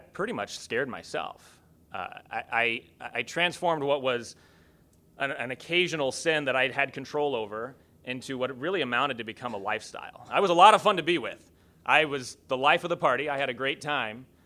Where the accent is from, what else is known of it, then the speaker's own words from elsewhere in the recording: rural area near Kokomo, Indiana, United States; When we wanted to go to the city, that meant we went into Kokomo.